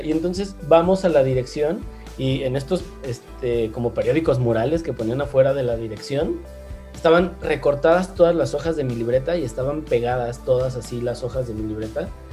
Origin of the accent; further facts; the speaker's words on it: León, Guanajuato, Mexico; also born or lived in Mexico City; realmente crecí acá en León, yo vivo ahora en León, en Guanajuato. Eh, nací en la Ciudad de México